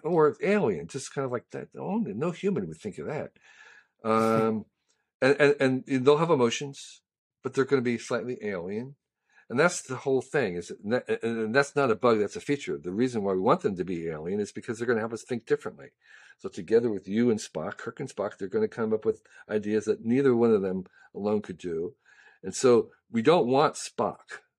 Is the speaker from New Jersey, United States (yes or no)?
yes; Westfield, New Jersey, United States; now in San Francisco, United States; I grew up in New Jersey